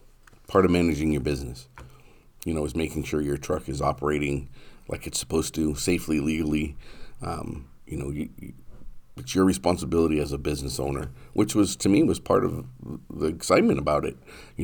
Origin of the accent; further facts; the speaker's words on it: New Hampshire, United States; now in Marshfield, United States; New Hampshire.